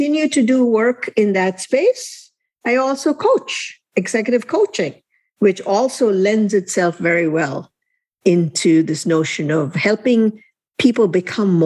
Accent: India; moved away as an adult; also born or lived in Elkhart, Indiana / South Bend, Indiana; now in United States; I was born and raised in India. I landed in Elkhart, Indiana.

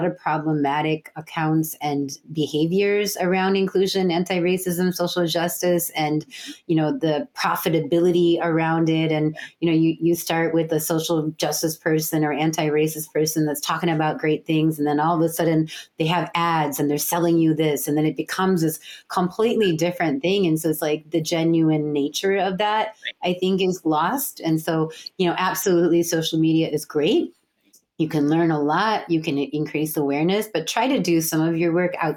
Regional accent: United States; born or raised there; also born or lived in San Francisco

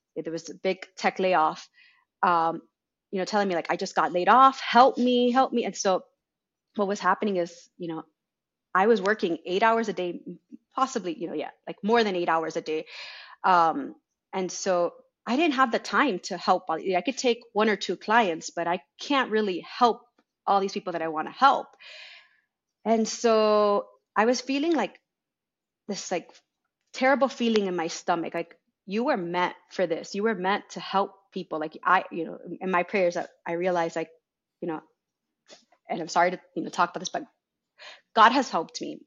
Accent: Miami, Florida, United States; I was born in Miami.

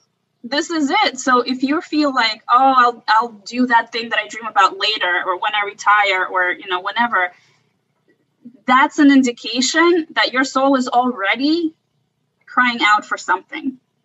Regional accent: Russia; born there; So, you know, I was born in Russia, and the Russian culture is all about suffering.

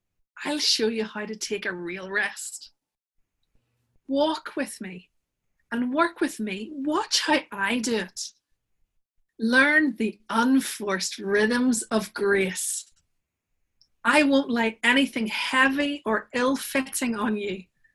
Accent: Northern Ireland, United Kingdom; So I live in Northern Ireland. I'm from Northern Ireland. That's what the remnants of the accent are.

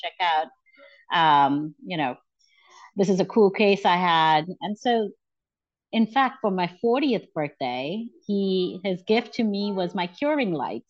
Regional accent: Abu Dhabi, United Arab Emirates; also born or lived in India; So I was born in India. And when I was about seven, we moved to Abu Dhabi, which is in the United Arab Emirates.

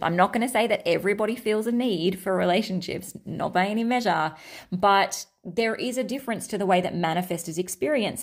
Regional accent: Australia; I'm Australian, Australian

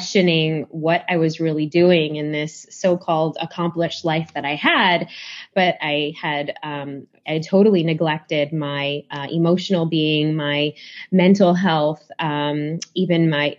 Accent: Chicago, Illinois, United States; I grew up in Chicago

